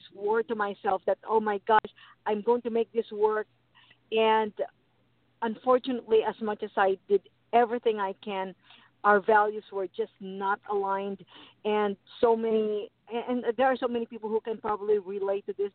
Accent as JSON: {"language": "English", "country": "Philippines", "tie": "born or raised there", "said": "I was born in the Philippines"}